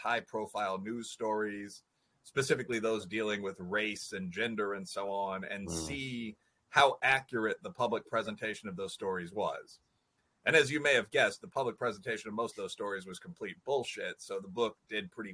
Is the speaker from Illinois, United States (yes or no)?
yes; Chicago, Illinois, United States; I'm from Chicago